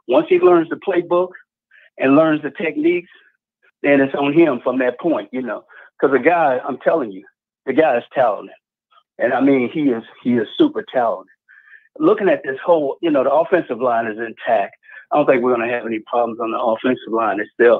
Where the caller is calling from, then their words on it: Jacksonville, Florida, United States; Yeah, this is … out of Jacksonville.